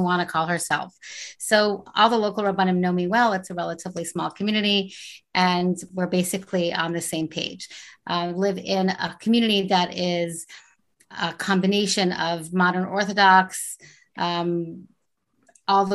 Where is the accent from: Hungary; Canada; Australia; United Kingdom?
Canada; Montreal, Quebec; now in Silver Spring, United States; I grew up in Montreal, Canada. I live in Silver Spring, Maryland.